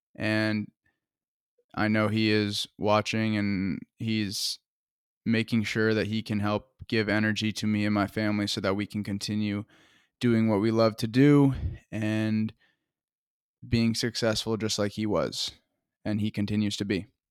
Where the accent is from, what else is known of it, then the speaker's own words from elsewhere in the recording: Woodstock, Vermont, United States; I'm from Woodstock, Vermont